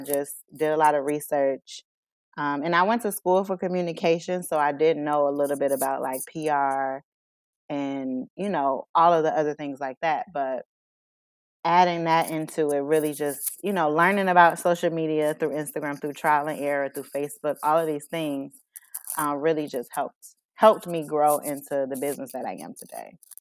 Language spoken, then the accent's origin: English; Chicago, Illinois, United States; moved away as an adult; now in Aurora, United States; I'm born and raised in Chicago, um, moved to Aurora about almost three years ago now